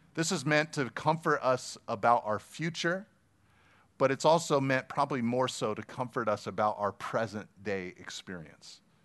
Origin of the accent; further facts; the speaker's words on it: Pacific Grove, California, United States; I grew up in Pacific Grove